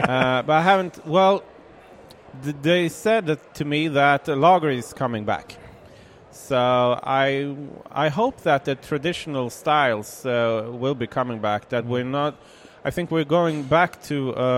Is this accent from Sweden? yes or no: yes; Kumla, Örebro County, Sweden; From Kumla. That's a small, well...